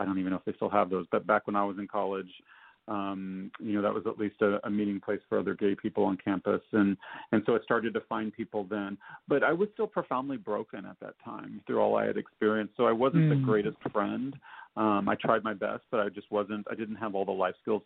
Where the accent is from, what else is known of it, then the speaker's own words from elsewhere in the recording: Nashville, Tennessee, United States; I grew up in Nashville